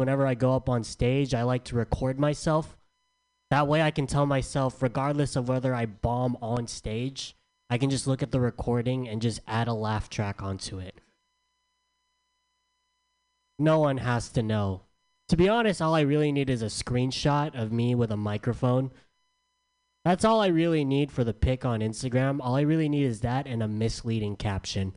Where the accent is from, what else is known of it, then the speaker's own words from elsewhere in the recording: San Diego, California, United States; I'm from San Diego